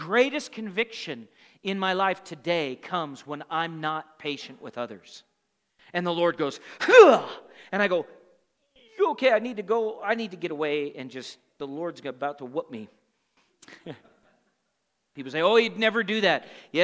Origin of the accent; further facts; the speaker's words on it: Montana, United States; also born or lived in Tulsa, Oklahoma; the environment I grew up here in Montana